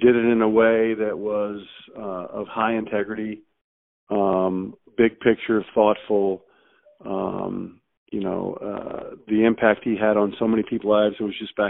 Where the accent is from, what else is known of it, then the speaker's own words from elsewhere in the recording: Maryland, United States; I was growing up in Maryland